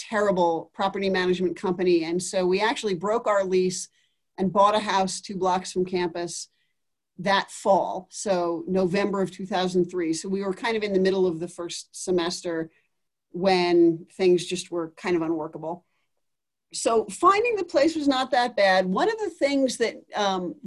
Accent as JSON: {"language": "English", "town": "New York City", "region": "New York", "country": "United States", "tie": "born or raised there", "also_born_or_lived": "Oberlin, Ohio / Boston / Colorado Springs", "moved": "as an adult", "said": "I grew up in New York City and was there until I went to college at age 18"}